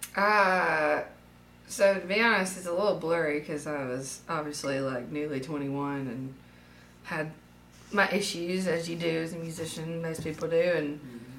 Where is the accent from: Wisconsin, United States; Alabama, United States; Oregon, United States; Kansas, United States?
Alabama, United States; Demopolis; born or raised there; also born or lived in Tuscaloosa, Alabama